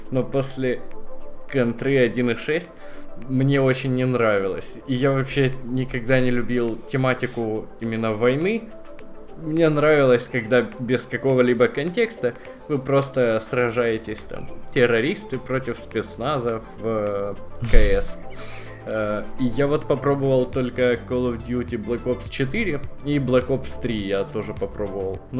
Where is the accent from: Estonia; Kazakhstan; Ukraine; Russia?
Ukraine; напомню что мы из Украины